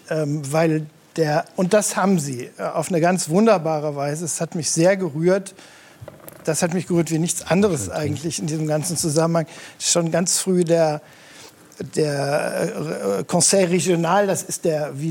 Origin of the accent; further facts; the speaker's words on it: Rhineland, Germany; born there; ich bin ja im Rheinland geboren